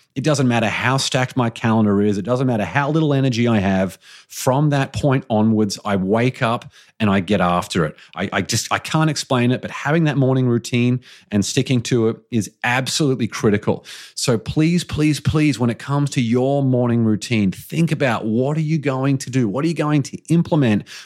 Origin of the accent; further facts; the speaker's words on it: Australia; as an Australian